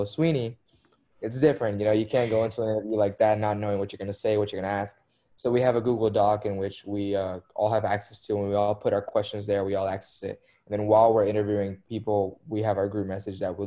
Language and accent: English; Dallas, Texas, United States; moved away; my hometown team, which is Dallas